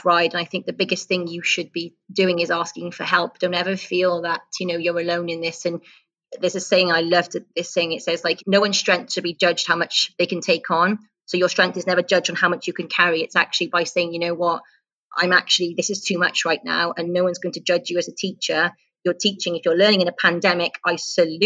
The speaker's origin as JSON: {"language": "English", "country": "United Kingdom", "moved": "as an adult", "lives_now": "United Arab Emirates", "said": "I'm a British teacher in a British school, and I trained in the UK"}